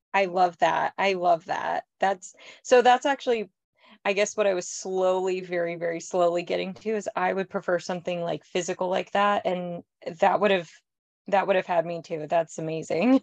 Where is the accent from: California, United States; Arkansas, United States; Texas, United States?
California, United States; moved away as an adult; also born or lived in New York; I'm from California and I lived in New York for a decade